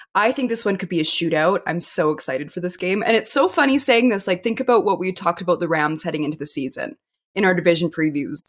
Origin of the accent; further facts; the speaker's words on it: Canada; I was born here. I'm Canadian